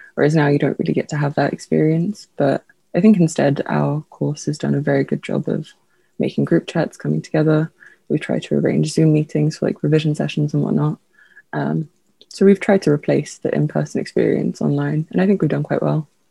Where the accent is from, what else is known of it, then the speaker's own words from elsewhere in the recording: London, United Kingdom; also born or lived in Lithuania; I was born in Lithuania, but I moved here when I was very young, so I consider myself a Londoner.